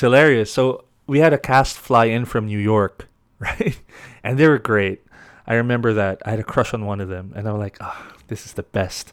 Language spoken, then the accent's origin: English; Baguio, Cordillera Administrative Region, Philippines; I grew up in Baguio, so it's all, like, mountains and hills.